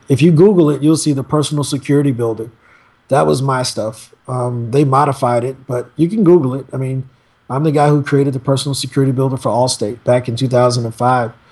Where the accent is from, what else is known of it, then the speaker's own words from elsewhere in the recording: East St. Louis, Illinois, United States; I'm born and raised in East St. Louis. I still live there now.